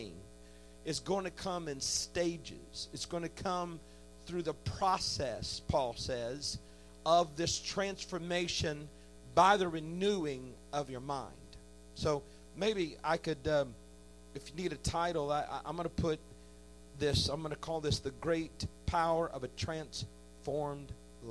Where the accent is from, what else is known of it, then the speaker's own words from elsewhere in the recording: Indiana, United States; I grew up in a great church in Indiana